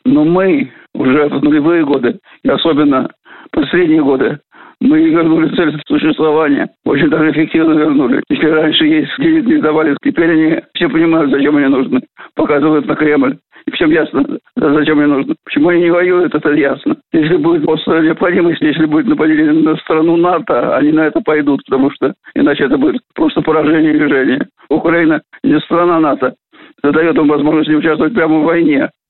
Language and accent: Russian; Russia; Тем более, что этнически я не русский. Я россиянин, гражданин России, и, конечно, русский по культуре.